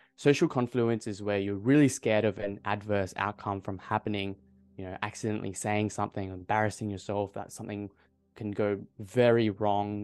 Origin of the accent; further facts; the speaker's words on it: Adelaide, South Australia, Australia; I'm from Adelaide.